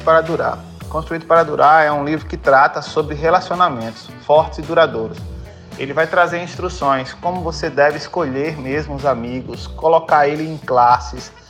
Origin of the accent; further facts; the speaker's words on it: Petrolina, Pernambuco, Brazil; sou daqui de Petrolina